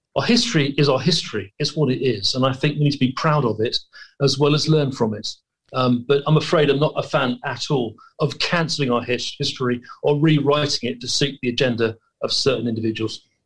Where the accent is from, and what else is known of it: United Kingdom